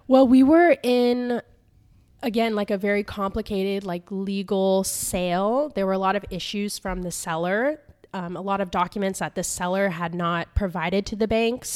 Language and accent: English; California, United States; moved away as an adult; also born or lived in New York; now in Paris, France; I grew up in California